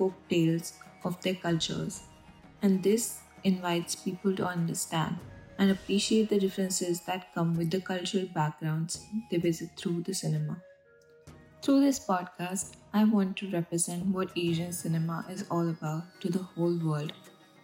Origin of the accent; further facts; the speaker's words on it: India; I grew up in India